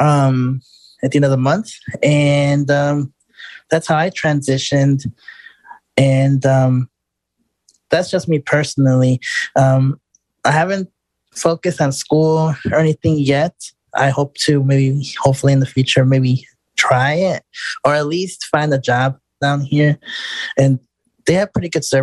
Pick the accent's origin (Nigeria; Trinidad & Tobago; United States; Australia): United States; Chicago, Illinois; moved away as an adult; now in Houston, United States; I'm originally from Chicago. I've been independent over there for all my life. I was born and raised up there